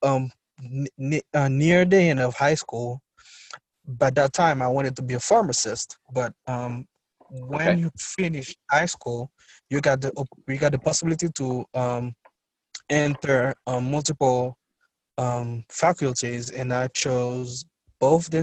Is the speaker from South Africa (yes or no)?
no; Port-au-Prince, Ouest, Haiti; I was born and raised in Port-au-Prince, Haiti.